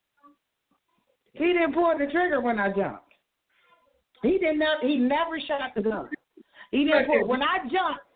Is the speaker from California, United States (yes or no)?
no; Detroit, Michigan, United States; moved away; also born or lived in Ohio; I'm from Detroit City